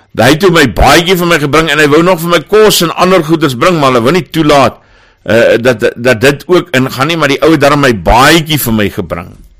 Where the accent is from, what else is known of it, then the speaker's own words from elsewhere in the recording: Johannesburg, Gauteng, South Africa; En ek kom van Johannesburg af.